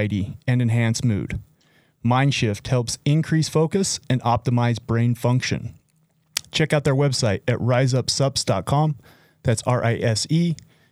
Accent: Utah, United States; the state of Utah, my hometown

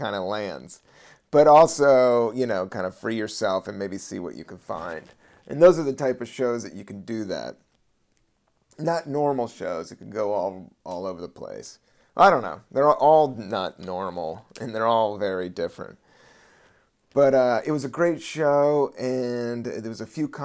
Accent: United States; I'm from Virginia and DC

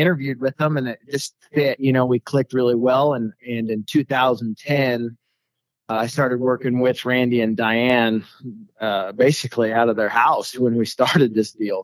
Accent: Colorado, United States; born and raised in Colorado

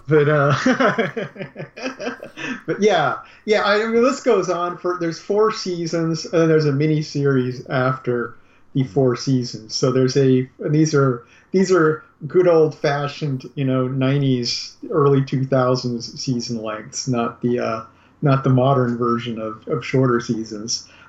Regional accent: Australia; I mean, I'm an Australian, so there's accents some people who don't live in Australia don't think of as Australian accents.

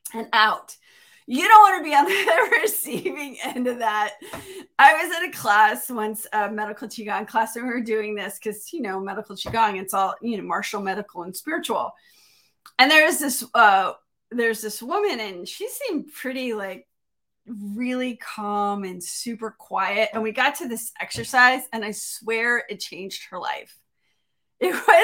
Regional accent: Miami, Florida, United States; I grew up in Miami

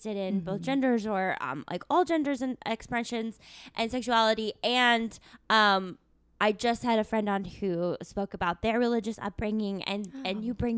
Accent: Tucson, Arizona, United States; I went to the University of Arizona. I'm from Tucson, Arizona.

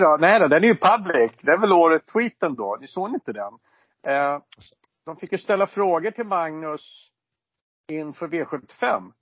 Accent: Stockholm, Stockholm County, Sweden; jag är ju från Stockholm va, som ni hör och förstår

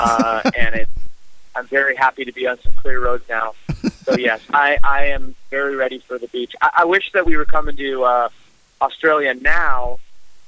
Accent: Canada; as a Canadian

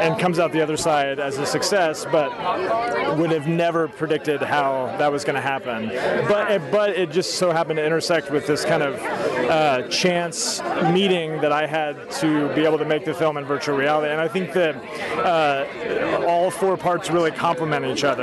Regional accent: Oklahoma, United States; moved away as an adult; also born or lived in Kansas; now in Austin, United States; I grew up in Oklahoma, but then went to the University of Kansas and studied filmmaking there, and then with a few exceptions, have basically been in Austin, Texas ever since

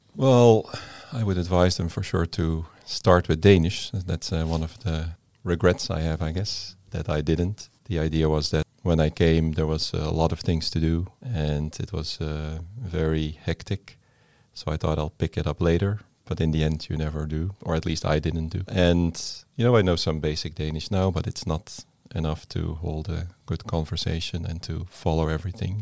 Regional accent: Netherlands; moved away as an adult; now in Denmark; I come from the Netherlands.

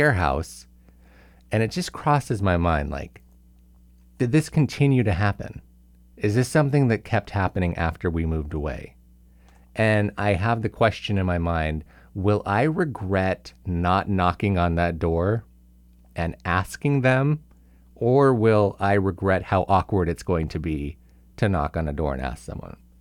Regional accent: Simi Valley, California, United States; moved away; Visiting some people in Simi Valley, my hometown.

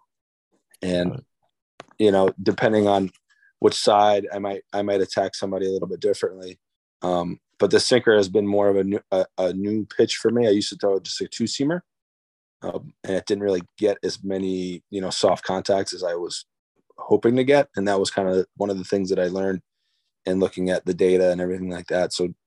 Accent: New Jersey, United States; I'm from New Jersey, but my mom and dad are both from the Boston area

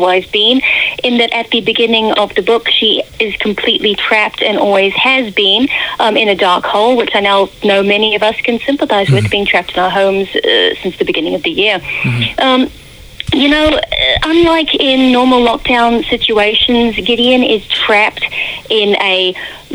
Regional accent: New Zealand; now in United Kingdom; I'm originally from New Zealand

